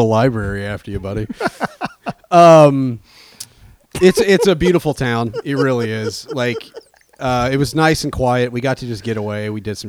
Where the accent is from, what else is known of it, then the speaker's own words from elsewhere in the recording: Ellettsville, Indiana, United States; In Ellettsville near Bloomington.